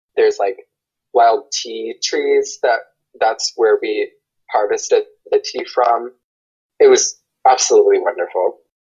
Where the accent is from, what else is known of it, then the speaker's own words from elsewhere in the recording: United States; I'm white I'm American I grew up Christian